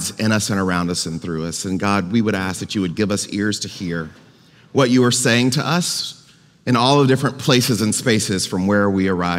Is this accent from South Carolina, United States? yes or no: no; Goshen, Mississippi, United States; the church where I grew up in Goshen, Mississippi